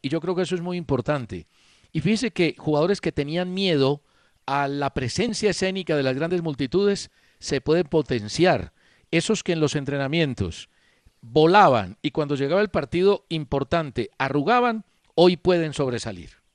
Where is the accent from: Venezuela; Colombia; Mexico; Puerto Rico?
Colombia; mi deseo como colombiano